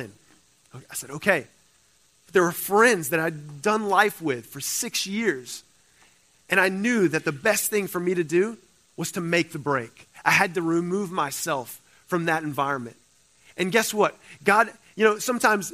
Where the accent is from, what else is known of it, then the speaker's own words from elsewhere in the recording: Cajun, the South, Louisiana, United States; moved away as an adult; now in California, United States; I'm a Cajun boy. All right, I'm from the South.